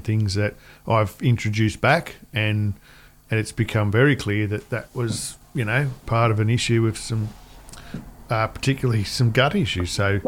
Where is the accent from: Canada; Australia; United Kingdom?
Australia; Cootamundra, New South Wales; So talk about … and Cootamundra. Yeah. Cootamundra. My hometown.